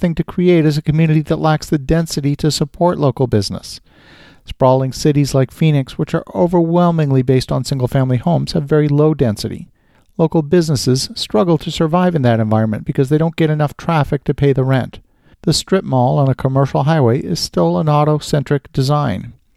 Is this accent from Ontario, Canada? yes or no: yes; Ottawa, Ontario, Canada; my hometown of Ottawa, Canada